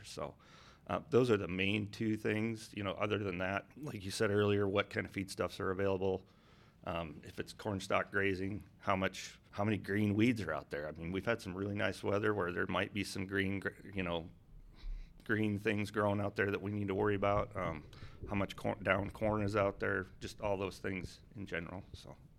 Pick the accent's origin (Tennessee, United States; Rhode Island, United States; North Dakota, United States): North Dakota, United States; so if you cut North Dakota in half, north, south, east, west. I grew up about there